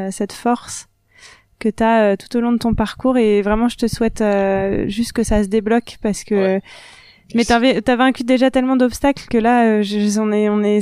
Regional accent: Lomé, Maritime, Togo; Comme si j'étais chez moi à Lomé, tu vois.

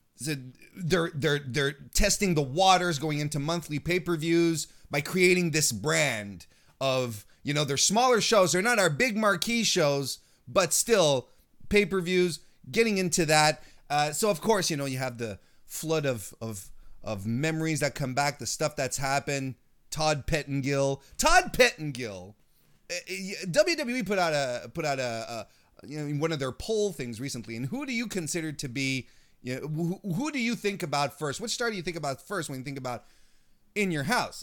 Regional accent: Quebec, Canada; technically, I'm from Quebec

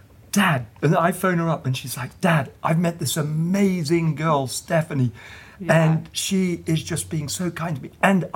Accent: England, United Kingdom; now in United States; … and I being English, living in America

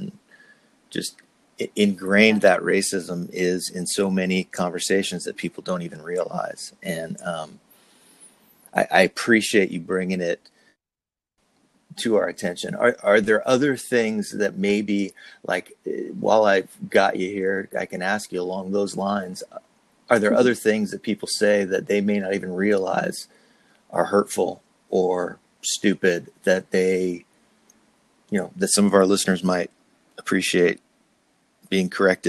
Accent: New Jersey, United States; now in California, United States; when I moved to California from New Jersey, I was trying to get rid of my accent.

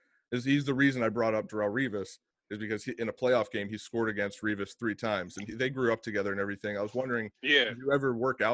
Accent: Beaver, Pennsylvania, United States; I grew up in Beaver, Pennsylvania.

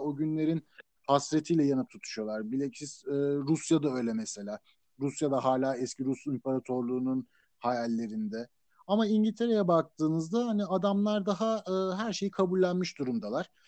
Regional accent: Turkey; moved away as an adult; also born or lived in United States; now in United Kingdom; ben Türk olduğum için

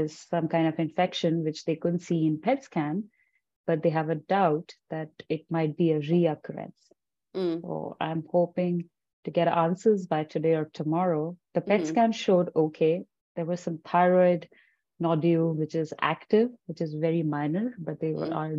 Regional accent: Punjab, India; moved away as an adult; now in Calgary, Canada; I'm from India, so we do follow, you know, rituals and stuff

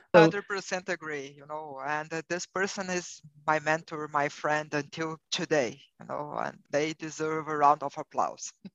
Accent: Brazil; English is a second language; moved away as an adult; now in United States; you will realize from my accent that I'm not a native English speaker. I'm originally from Brazil and I have been living in the United States for nine years.

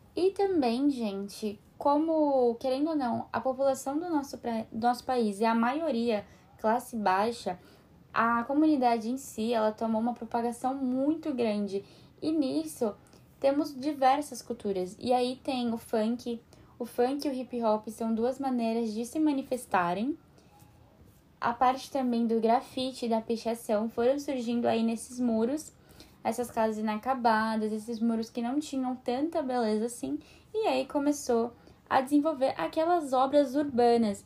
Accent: Brazil

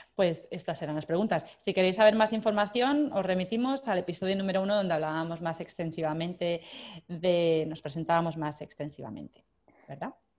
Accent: Barcelona, Catalonia, Spain; moved away as an adult; now in Australia; Soy española, nacida en Barcelona, pero familia gallega

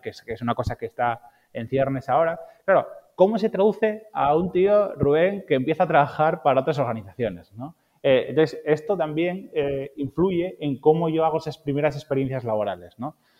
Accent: Asturias, Spain; yo soy asturiano

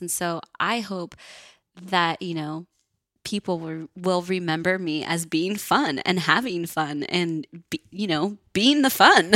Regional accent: Northern California, United States; I grew up in Northern California, which is pretty bohemian.

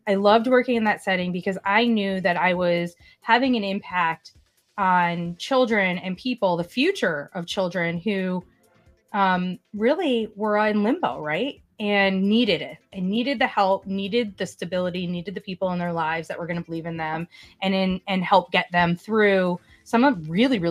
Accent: Hartford, Connecticut, United States; I'm from the Hartford, Connecticut area

